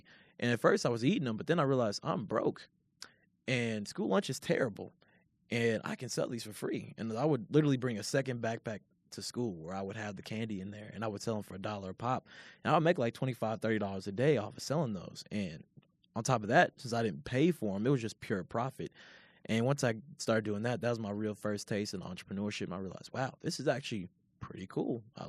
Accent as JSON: {"language": "English", "town": "Louisville", "region": "Kentucky", "country": "United States", "said": "And the thing is, I'm not even far from Lexington. I'm from Louisville, which, you know, is about an hour down the block."}